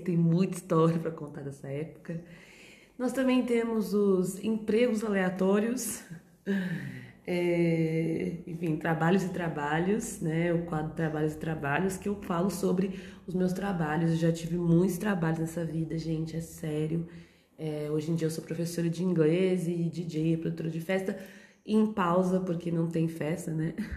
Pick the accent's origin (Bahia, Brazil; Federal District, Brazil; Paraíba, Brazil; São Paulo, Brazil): São Paulo, Brazil; now in São João del Rei, Brazil; eu sou de São Paulo, mas eu moro em Minas Gerais, São João del Rei